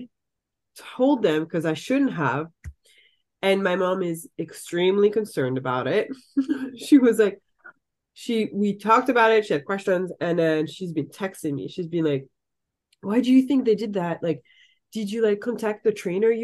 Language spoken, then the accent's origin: English; Saint-Pierre-en-Faucigny, Auvergne-Rhône-Alpes, France; English is a second language; moved away as an adult; now in Seattle, United States; I grew up in the French Alps, so it's obviously gorgeous.